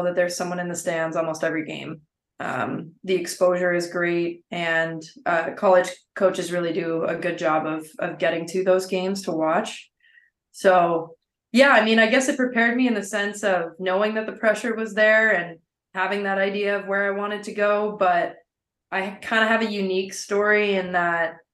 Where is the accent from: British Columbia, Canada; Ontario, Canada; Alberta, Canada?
Ontario, Canada; Windsor; in Windsor, there's a lot of girls hockey